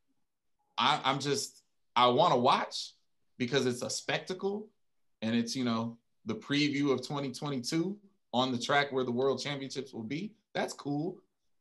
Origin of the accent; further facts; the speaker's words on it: United States; I'm an American